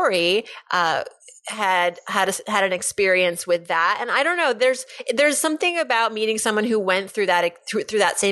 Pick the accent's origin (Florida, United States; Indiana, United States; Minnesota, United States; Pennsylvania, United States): Pennsylvania, United States; moved away; We are both from Pennsylvania. In fact, we both went to a program during high school